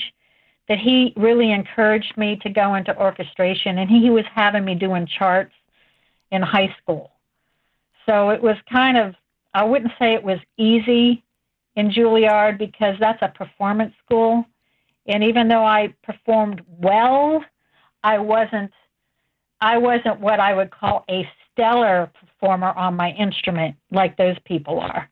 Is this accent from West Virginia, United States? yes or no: yes; West Virginia, United States; also born or lived in Cleveland, Ohio; I grew up in West Virginia, believe it or not. I was born in Cleveland.